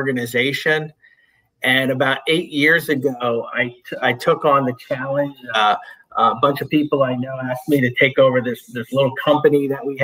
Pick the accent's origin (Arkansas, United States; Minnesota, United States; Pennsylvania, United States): Pennsylvania, United States; Northeast; I grew up in Northeast Pennsylvania, up in the coal region